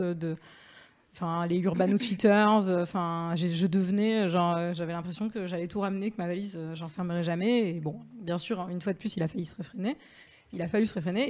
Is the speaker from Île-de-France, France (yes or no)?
no; Marseille, Provence-Alpes-Côte d'Azur, France; moved away; je suis marseillaise